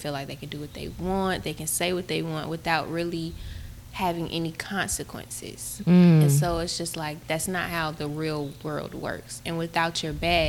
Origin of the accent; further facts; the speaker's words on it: Georgia, United States; I was born and raised here in Georgia.